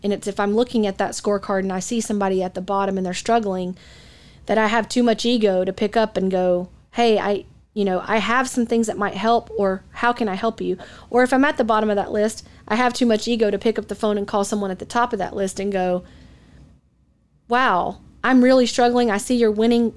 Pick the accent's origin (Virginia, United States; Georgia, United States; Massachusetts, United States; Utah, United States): Georgia, United States; Atlanta; moved away as an adult; also born or lived in Dallas; I grew up in the Atlanta market